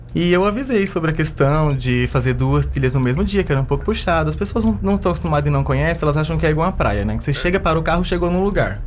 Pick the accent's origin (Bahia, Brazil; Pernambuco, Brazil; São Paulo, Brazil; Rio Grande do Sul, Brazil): São Paulo, Brazil; moved away as an adult; also born or lived in Chapada dos Veadeiros, Goiás; now in Alto Paraíso de Goiás, Brazil; eu sou nascida em São Paulo